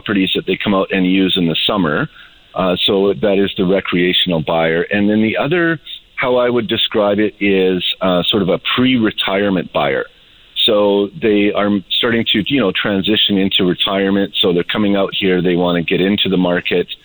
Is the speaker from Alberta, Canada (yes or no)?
yes; Alberta, Canada; now in Kelowna, Canada; I'm from Alberta originally.